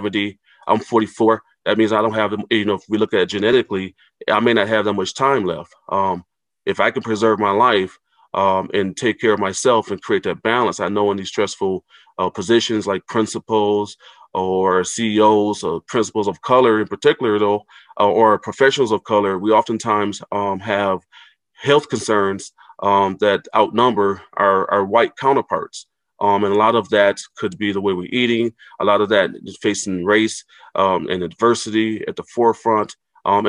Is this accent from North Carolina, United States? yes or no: no; Racine, Wisconsin, United States; now in Minneapolis, United States; I grew up in Racine, Wisconsin